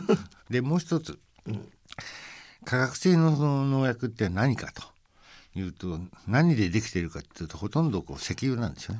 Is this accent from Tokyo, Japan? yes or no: yes; Tokyo, Japan; moved away as an adult; now in France; 私自身その東京生まれの東京育ちで